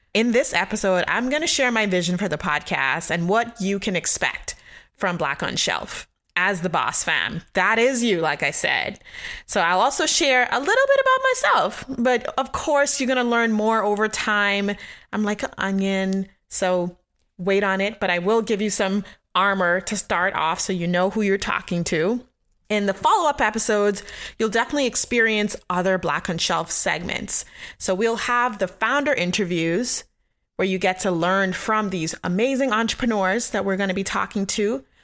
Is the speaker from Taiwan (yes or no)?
no; Nassau, New Providence, Bahamas; moved away; also born or lived in Richmond, Virginia / Baltimore, Maryland / Washington, D.C. / Austin, Texas; I'm from Nassau, Bahamas in the Caribbean, where I was born and raised